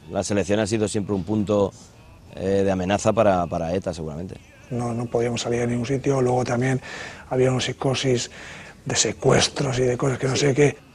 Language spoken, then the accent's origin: Spanish; Bilbao, Basque Country, Spain; Ay, el caso porque soy de Bilbao.